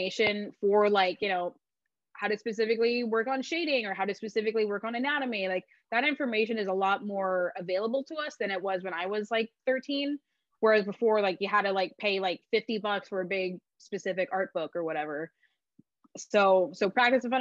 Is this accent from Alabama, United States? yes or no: no; Oceanside, California, United States; I was born in Oceanside